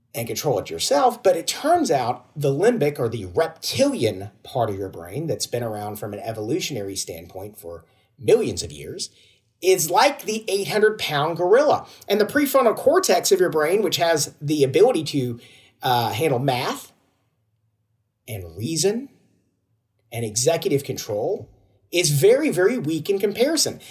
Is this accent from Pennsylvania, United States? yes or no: no; Georgia, United States; moved away; I'm originally from Georgia in the United States